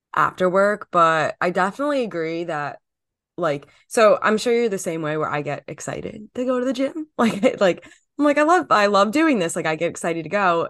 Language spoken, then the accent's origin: English; New Jersey, United States; I'm from New Jersey